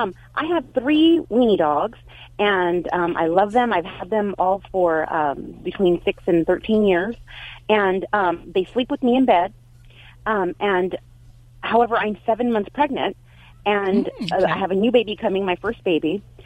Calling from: Biola, California, United States; From Biola, California.

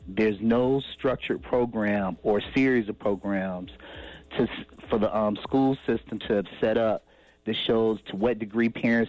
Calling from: Cleveland, Ohio, United States; This is …. I'm calling you from Cleveland, Ohio.

